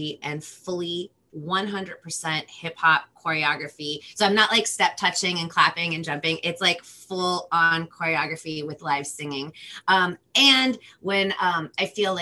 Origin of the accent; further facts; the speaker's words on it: Los Angeles, California, United States; first language Spanish; English is a second language; I'm from Los Angeles, California.